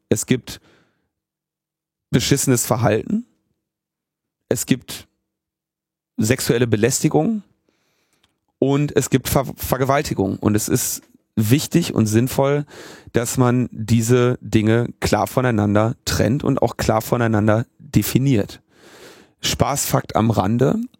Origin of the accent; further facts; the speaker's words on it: Berlin, Germany; wo kommst du her? Ja, Berlin